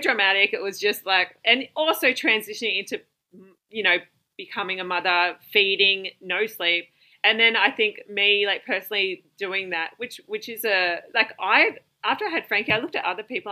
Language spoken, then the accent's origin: English; Wagga Wagga, New South Wales, Australia; now in Central Coast, Australia; I'm actually from Wagga